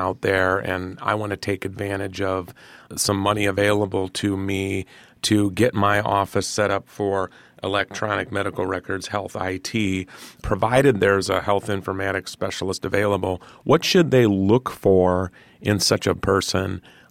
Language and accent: English; Iowa, United States; But I'm from Iowa. I can walk you through that.